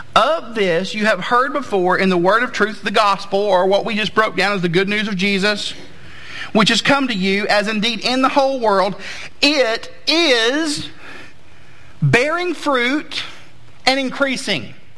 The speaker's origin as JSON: {"language": "English", "region": "Southeast", "country": "United States", "tie": "born or raised there", "said": "I grew up in the Southeast"}